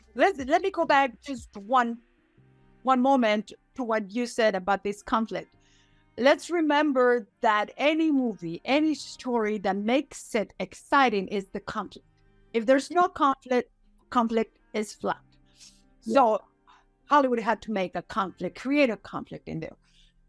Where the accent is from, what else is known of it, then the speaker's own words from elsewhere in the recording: Mexico; born there; I was born in Mexico, so I kind of know a little bit of both cultures.